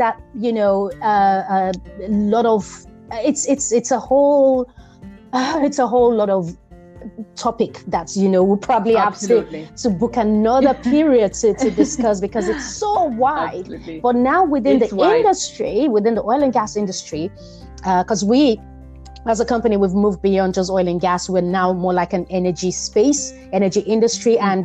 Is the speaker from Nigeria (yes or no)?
yes; Nigeria; my upbringing being Nigerian